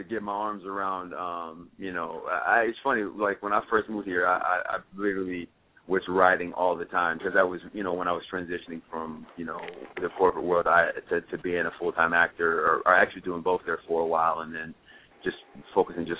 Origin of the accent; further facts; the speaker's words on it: Champaign, Illinois, United States; moved away as an adult; also born or lived in Chicago, Illinois; I'm from Champaign, man. I was born and raised there. Then I lived up in Chicago there for a while